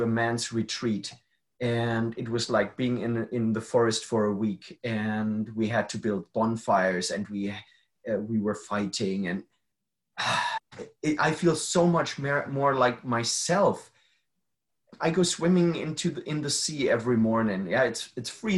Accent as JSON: {"language": "English", "country": "Germany", "tie": "born or raised there", "said": "I'm from Germany. Germany is a very safe country and I grew up safe"}